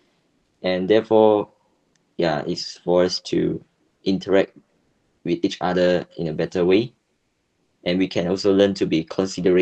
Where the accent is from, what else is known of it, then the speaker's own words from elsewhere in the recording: Malaysia; me as a Malaysian